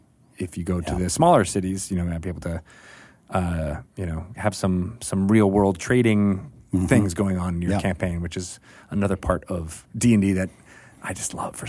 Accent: Connecticut, United States; born or raised there

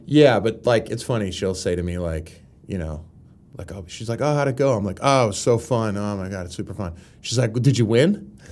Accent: Pittsburgh, Pennsylvania, United States; moved away as an adult; now in Los Angeles, United States; I come from Pittsburgh

